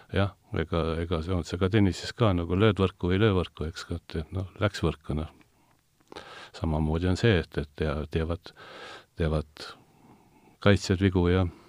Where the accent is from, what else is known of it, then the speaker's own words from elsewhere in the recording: Tallinn, Harju County, Estonia; ma olen ise sealtkandist pärit